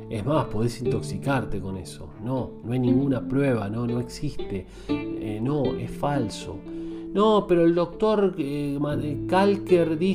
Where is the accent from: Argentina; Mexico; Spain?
Argentina; Buenos Aires Province; also born or lived in Sarandí / Avellaneda; now in Buenos Aires, Argentina; si me decís de dónde soy, soy de tu zona, soy de Gran Buenos Aires, zona sur. Viví muchos años en Sarandí, en Avellaneda, eh, pero ahora estoy viviendo en Capital Fede